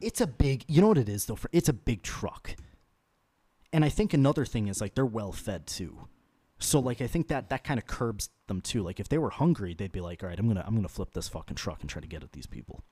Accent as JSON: {"language": "English", "town": "Chicago", "region": "Illinois", "country": "United States", "tie": "born or raised there", "said": "I was born in Chicago"}